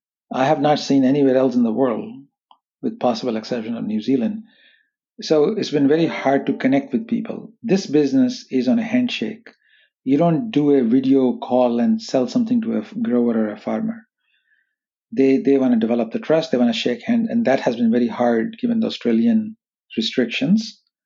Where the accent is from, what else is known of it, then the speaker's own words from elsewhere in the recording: California, United States; growing up in Silicon Valley, having exposure to artificial intelligence, machine learning, wireless technology security, gave us an unusual advantage